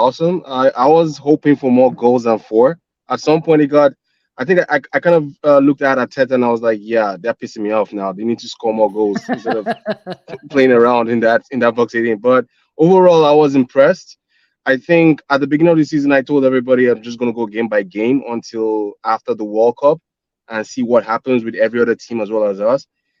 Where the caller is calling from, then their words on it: Toronto, Ontario, Canada; Hi, Sophie. I'm in Toronto right now.